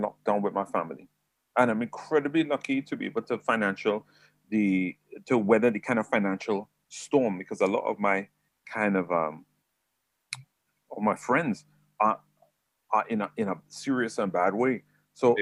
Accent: San Fernando, Trinidad & Tobago; moved away as an adult; also born or lived in Hackney, London; now in England; I was actually raised in Trinidad

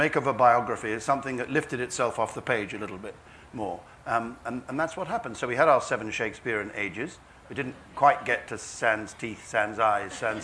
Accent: England, United Kingdom; also born or lived in Kent / Devon; I'm quite English and middle class in that respect

